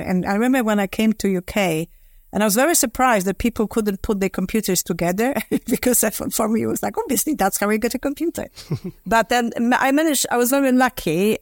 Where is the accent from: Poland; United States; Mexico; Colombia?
Poland; moved away as an adult; now in London, United Kingdom; I was born in Poland, sort of in the midst of the communism